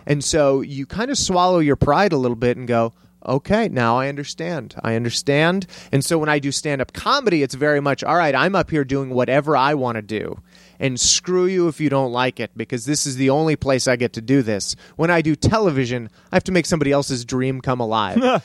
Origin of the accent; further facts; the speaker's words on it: El Paso, Texas, United States; moved away as an adult; also born or lived in Cleveland, Ohio / Santa Fe / San Francisco; I grew up in Texas